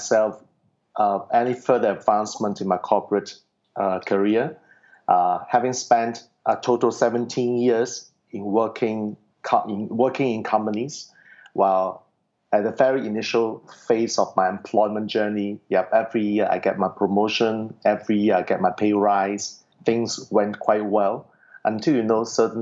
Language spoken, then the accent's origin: English; Singapore; I'm from Singapore, very far away from the United States